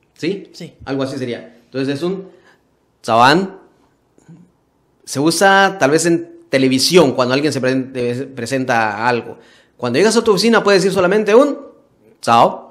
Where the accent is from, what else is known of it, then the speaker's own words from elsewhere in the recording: Guatemala; now in Taiwan; de Guatemala